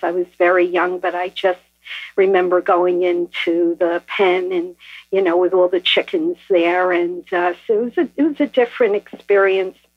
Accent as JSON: {"language": "English", "town": "New York City", "region": "New York", "country": "United States", "tie": "born or raised there", "moved": "yes", "lives_now": "New Jersey, United States", "said": "I was born in Brooklyn"}